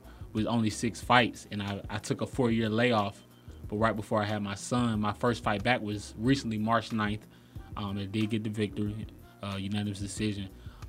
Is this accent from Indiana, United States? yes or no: no; Decatur, Georgia, United States; I'm from Decatur.